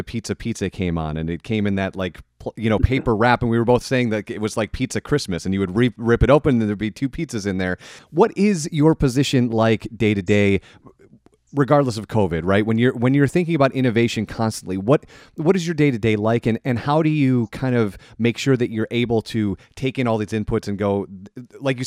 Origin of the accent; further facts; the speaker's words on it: Chicago, Illinois, United States; I'm from Chicago as well